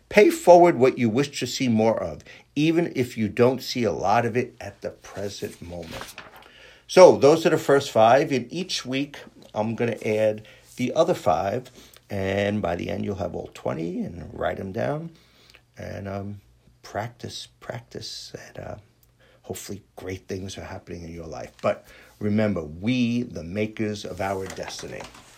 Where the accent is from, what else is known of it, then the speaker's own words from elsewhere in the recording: New York City, New York, United States; born there; I was born in Astoria, Queens. Hey, you know, this is how I talk.